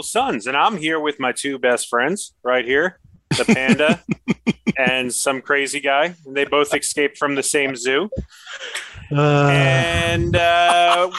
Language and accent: English; New York City, New York, United States; I grew up in New York City